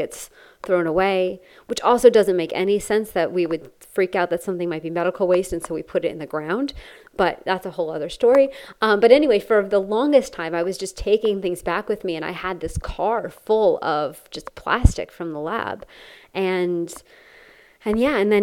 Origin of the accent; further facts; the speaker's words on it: Connecticut, United States; I grew up in Connecticut